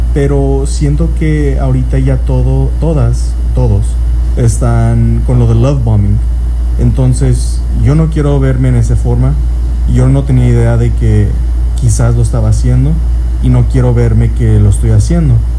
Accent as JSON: {"language": "Spanish", "country": "Mexico", "moved": "yes", "lives_now": "United States", "said": "Yo vengo de México con la cultura y vivo en Estados Unidos"}